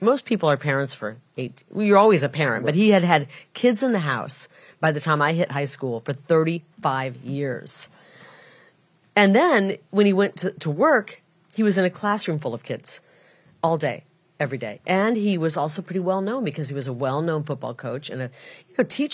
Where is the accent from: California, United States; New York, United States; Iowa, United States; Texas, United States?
Iowa, United States; also born or lived in Illinois; now in Arizona, United States; I'm from a Mississippi River town, the Iowa side of it. But my mom, being Catholic, wanted us kids to be born in a Catholic hospital, so we drove across the river, and we were born in Illinois, and then we grew up in Iowa.